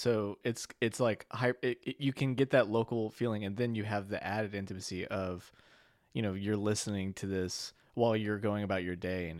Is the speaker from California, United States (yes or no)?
no; Louisiana, United States; moved away; So I'm from Louisiana originally.